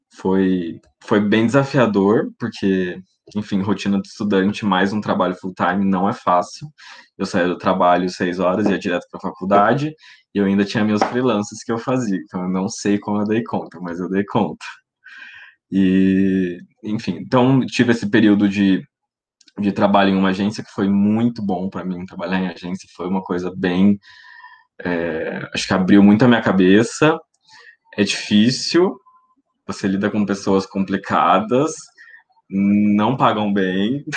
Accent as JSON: {"language": "Portuguese", "town": "Maringá", "region": "Paraná", "country": "Brazil", "also_born_or_lived": "Londrina", "said": "E eu sou de Maringá, no Paraná, moro aqui no caso, nasci em Londrina, mas moro em Maringá"}